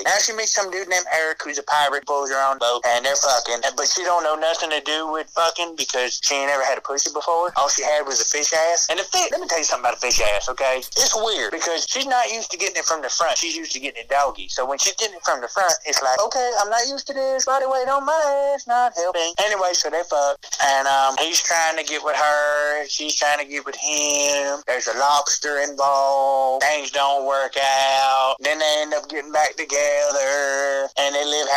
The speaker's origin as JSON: {"language": "English", "region": "the South", "country": "United States", "said": "I'm from the South"}